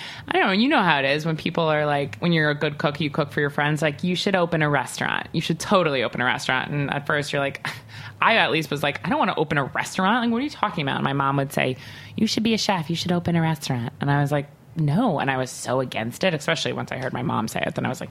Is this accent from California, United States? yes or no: no; Long Island, New York, United States; Like, you know, I'm from Long Island, as I don't know if I mentioned it, but I'm from Long Island.